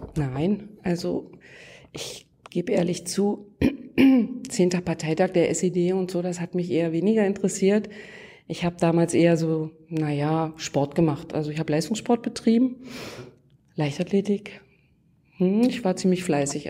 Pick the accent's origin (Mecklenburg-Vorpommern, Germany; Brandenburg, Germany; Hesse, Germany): Brandenburg, Germany; Lusatia; also born or lived in Saxony; ich bin hier aufgewachsen, geboren bin ich in Sachsen und dann haben mich sozusagen meine Eltern entführt nach Brandenburg wegen der Arbeit